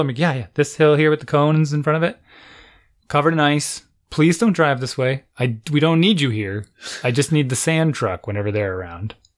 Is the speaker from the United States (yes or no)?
yes; United States; I'm an American